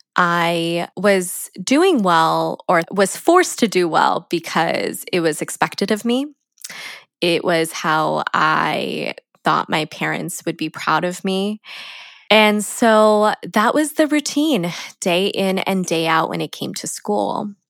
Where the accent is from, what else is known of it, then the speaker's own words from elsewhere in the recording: San Diego, California, United States; I grew up in San Diego